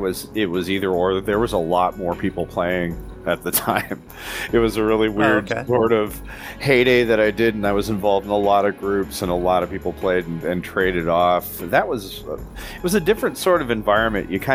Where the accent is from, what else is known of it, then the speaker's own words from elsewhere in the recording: Wisconsin, United States; I am from the birthplace of Dungeons & Dragons, Wisconsin. I live in Eau Claire, Wisconsin right now